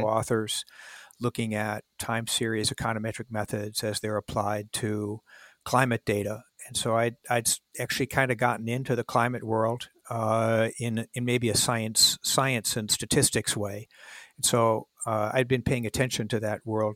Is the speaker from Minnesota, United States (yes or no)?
yes; Minneapolis, Minnesota, United States; moved away as an adult; I grew up in Minneapolis